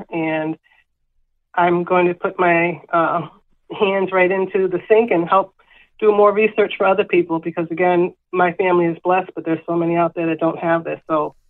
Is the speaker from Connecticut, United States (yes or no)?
yes; Connecticut, United States; Growing up in Connecticut, my family, my grandfather's side of the family, which is the Venture Smith side, they loved to fish.